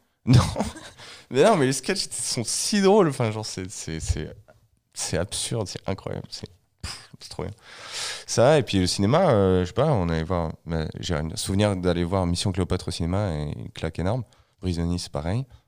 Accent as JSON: {"language": "French", "country": "France", "said": "je suis français"}